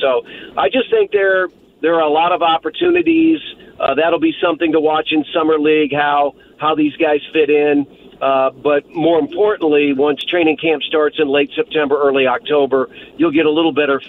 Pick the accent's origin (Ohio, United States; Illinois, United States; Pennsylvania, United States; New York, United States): Ohio, United States; Southwest; I grew up in Southwest Ohio